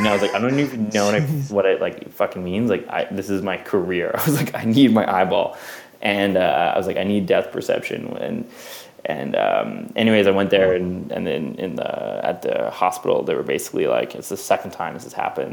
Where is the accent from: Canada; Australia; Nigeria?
Canada; Vancouver, British Columbia; moved away; I grew up in Vancouver